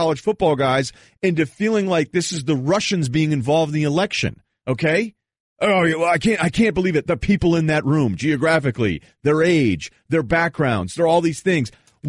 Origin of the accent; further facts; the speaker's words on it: New England, United States; also born or lived in Vermont / Boston; I grew up in New England.